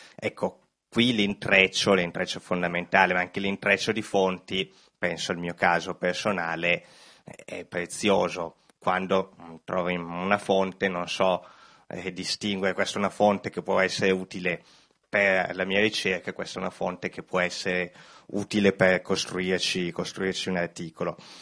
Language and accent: Italian; Bergamo, Lombardy, Italy; mia terra, io sono bergamasco